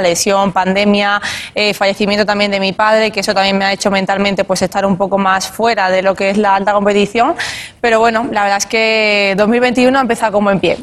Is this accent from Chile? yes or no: no; Spain; aquí en España, en mi país.